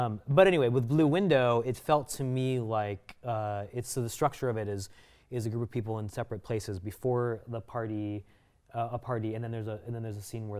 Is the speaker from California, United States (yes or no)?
yes; Costa Mesa, California, United States; I grew up in Costa Mesa, California